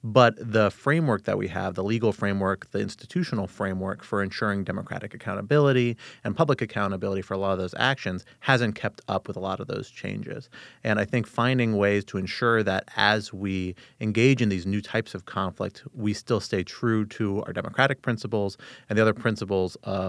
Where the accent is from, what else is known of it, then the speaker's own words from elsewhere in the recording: Arlington, Virginia, United States; I grew up in Arlington, Virginia, just across the river from us here in our nation's capital. Growing up in the D.C. area